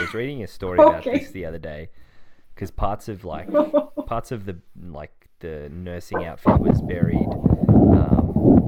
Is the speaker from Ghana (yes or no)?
no; Australia; I'm Aussie.